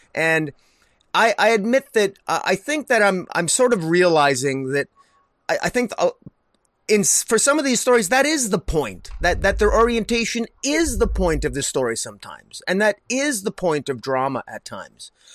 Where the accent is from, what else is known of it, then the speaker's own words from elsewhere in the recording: Alberta, Canada; I'm from Redneck, Alberta here.